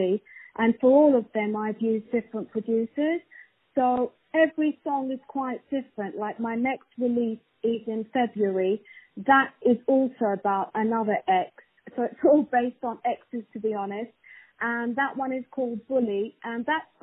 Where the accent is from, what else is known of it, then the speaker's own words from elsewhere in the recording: London, United Kingdom; I'm from London